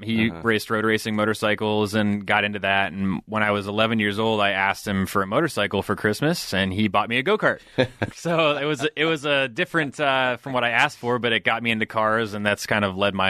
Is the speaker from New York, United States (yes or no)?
no; California, United States; also born or lived in New Jersey / Coeur d'Alene, Idaho; now in Los Angeles, United States; So I was born in New Jersey. I lived in California most of my life. And for my teenage years, I lived in Coeur d'Alene, Idaho.